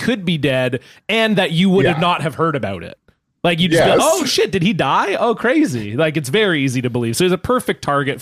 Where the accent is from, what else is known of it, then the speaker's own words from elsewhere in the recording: Toronto, Ontario, Canada; now in Vancouver, Canada; I was born in Ontario